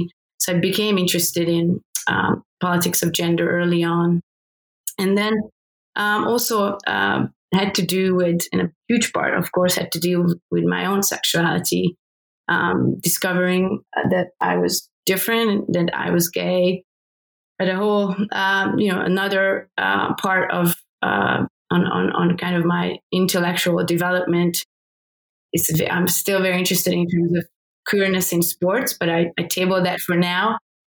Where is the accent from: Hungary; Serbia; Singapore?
Hungary; born or raised there